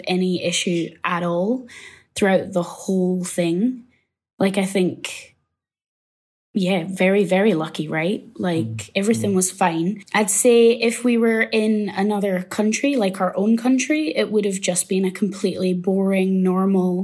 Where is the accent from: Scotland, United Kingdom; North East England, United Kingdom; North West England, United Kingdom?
Scotland, United Kingdom; moved away as an adult; now in Nantong, China; I'm from Scotland